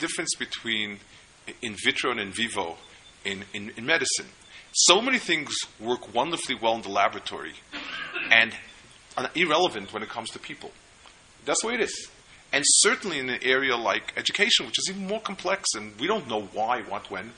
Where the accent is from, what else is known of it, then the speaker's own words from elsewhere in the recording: New York, United States; I grew up in New York, but I've done tshuva since then. I'm a VT New Yorker. And I've also found out, to my relief, that people consider the Lower East Side you grew up to be not really New York